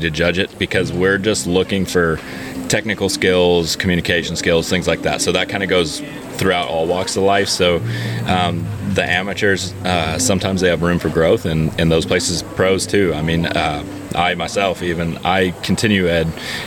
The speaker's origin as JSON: {"language": "English", "region": "Colorado", "country": "United States", "moved": "as an adult", "lives_now": "North Carolina, United States", "said": "I've lived there for about 8 years now, and originally from Colorado"}